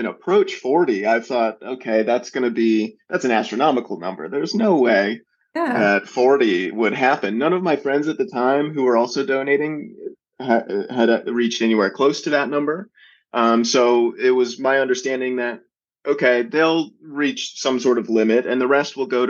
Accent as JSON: {"language": "English", "town": "Atlanta", "region": "Georgia", "country": "United States", "tie": "born or raised there"}